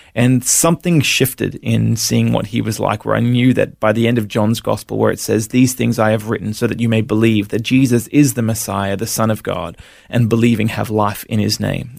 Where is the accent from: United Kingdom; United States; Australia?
Australia; Brisbane, Queensland; also born or lived in Melbourne, Victoria; we moved up to Brisbane when I was five and sort of lived in the Sunshine State ever since